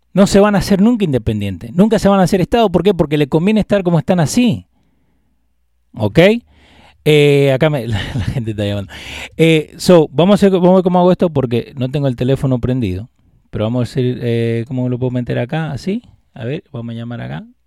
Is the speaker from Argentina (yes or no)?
yes; Argentina; moved away; yo soy argentino, eh, y ni hablo de la cosa de Argentina porque, porque vine acá hace veinte años